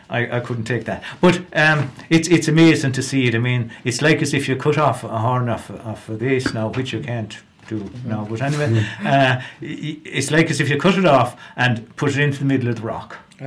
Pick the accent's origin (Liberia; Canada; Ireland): Ireland; I myself will just be talking about growing up in Lochiel.